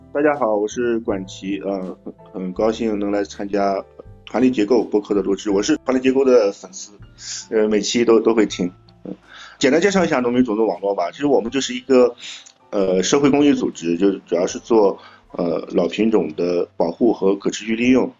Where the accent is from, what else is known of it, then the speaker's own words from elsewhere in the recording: Shandong, China; moved away; also born or lived in Jiangsu-Zhejiang-Shanghai area; 我老家是山东，但我现在工作，主要的工作地点在江浙沪